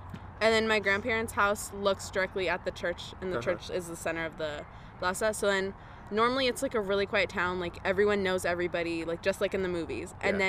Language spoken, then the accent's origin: English; Lima, Peru; moved away; but I'm from Miraflores.